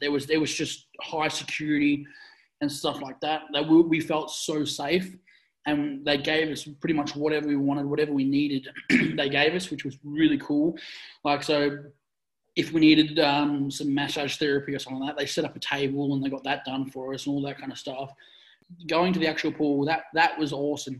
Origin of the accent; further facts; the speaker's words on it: Australia; we, as Australian athletes